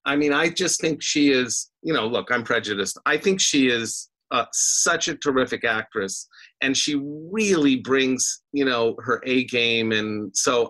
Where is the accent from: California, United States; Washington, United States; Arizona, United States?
Washington, United States; Vancouver; I was raised in Vancouver. It was a really nice place. It was small townish.